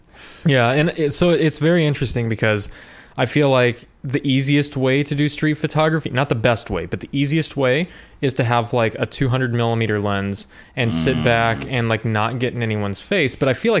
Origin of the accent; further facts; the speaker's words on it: Midwest, United States; I'm from the Midwest and also an introvert.